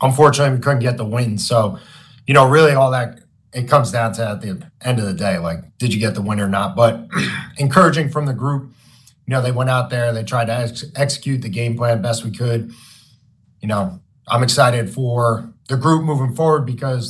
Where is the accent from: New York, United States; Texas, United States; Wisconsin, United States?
New York, United States; now in Massachusetts, United States; I'm from New York, so I got a bunch of friends back home